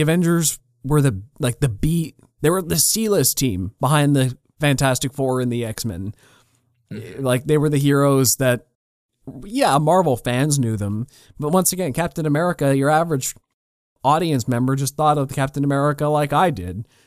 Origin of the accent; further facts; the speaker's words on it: Canada; I'm a Canadian kid